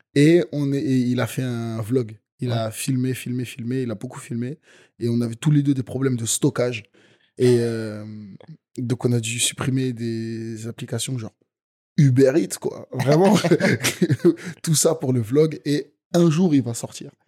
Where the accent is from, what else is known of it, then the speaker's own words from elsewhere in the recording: Nantes, Pays de la Loire, France; j'ai fait du golf quand j'étais petit en EPS à Nantes en CM1 et CM2